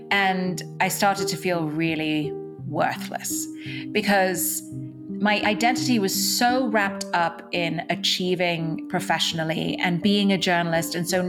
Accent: Dubai, United Arab Emirates; also born or lived in Mumbai, India; So I was born in India, in what's called Mumbai today, but will always be Bombay to me. I was born in India. I grew up in Dubai, in the Middle East, and I went to an English school there, which is why I still have a little bit of an accent.

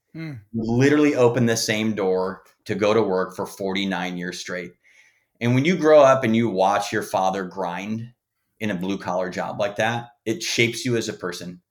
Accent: Green Bay, Wisconsin, United States; moved away as an adult; now in Los Angeles, United States; I'm from Green Bay, Wisconsin

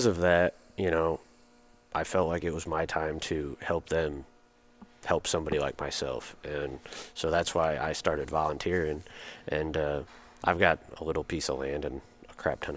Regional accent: Michigan, United States; I grew up in Michigan

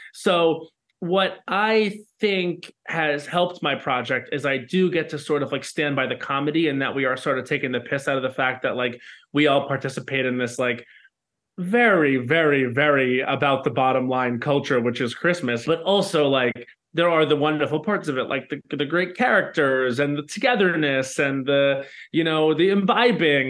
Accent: Long Island, New York, United States; I grew up on Long Island

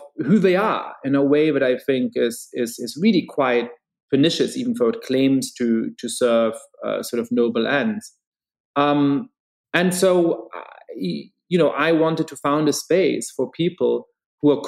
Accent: Germany; now in United States; I grew up Jewish in Germany

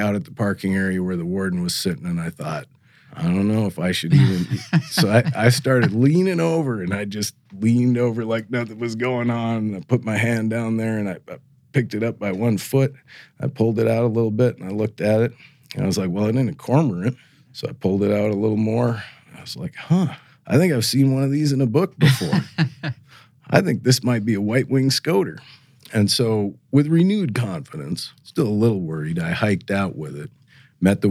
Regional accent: Missoula, Montana, United States; moved away as an adult; also born or lived in Alaska; now in North Dakota, United States; I grew up in Missoula, Montana.

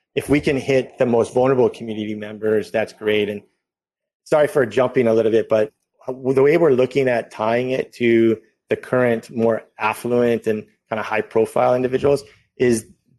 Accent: Hawaii, United States; Being Native Hawaiian and Indigenous as a base, it's part of the culture and values

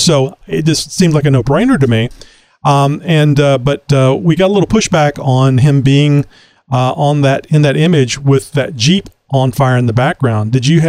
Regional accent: United States; being an American

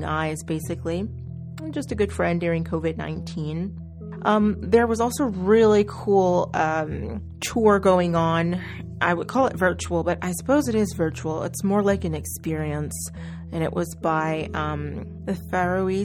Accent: Oklahoma, United States; I'm from Oklahoma

